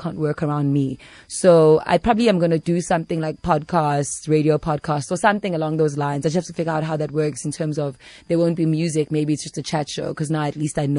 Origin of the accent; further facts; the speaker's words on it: South Africa; also born or lived in New York; I'm from South Africa